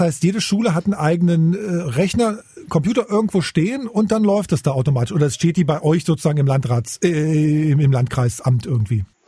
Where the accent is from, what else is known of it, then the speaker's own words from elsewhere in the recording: Magdeburg, Saxony-Anhalt, Germany; now in Berlin, Germany; ich bin Magdeburger